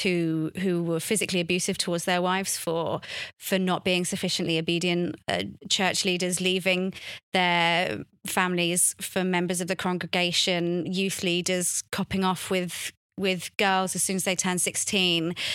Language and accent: English; London, United Kingdom; a thirteen-year-old growing up in London